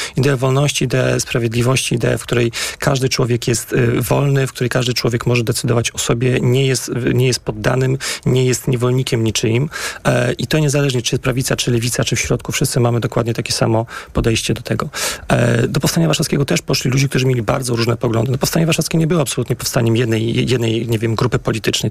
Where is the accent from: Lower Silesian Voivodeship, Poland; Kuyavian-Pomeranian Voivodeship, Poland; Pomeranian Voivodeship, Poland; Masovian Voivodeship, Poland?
Masovian Voivodeship, Poland; Warsaw; Ja wychowałem się na woli w miejscach, które są absolutnie y, związane bardzo mocno z historią powstania warszawskiego.